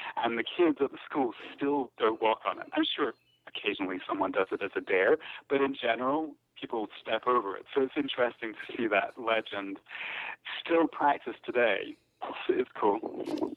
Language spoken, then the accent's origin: English; Scotland, United Kingdom; I grew up in Scotland